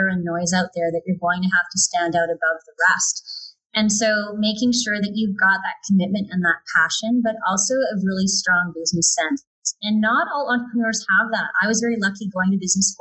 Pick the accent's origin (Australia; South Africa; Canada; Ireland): Canada; Calgary, Alberta; I grew up around the Fish Creek area